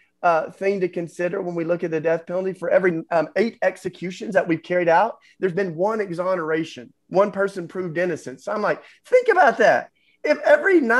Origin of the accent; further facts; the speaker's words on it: Tennessee, United States; I grew up in Tennessee